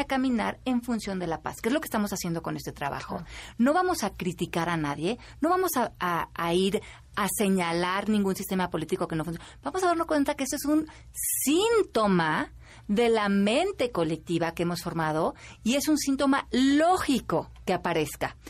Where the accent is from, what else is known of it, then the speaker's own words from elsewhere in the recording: Mexico; como mexicanos